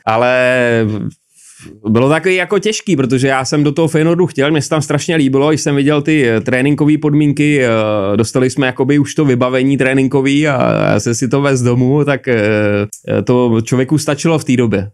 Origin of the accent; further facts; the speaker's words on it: Prague, Czechia; also born or lived in Čáslav / Třemošnice; my jsme bydleli tady na na Jižňáku v paneláku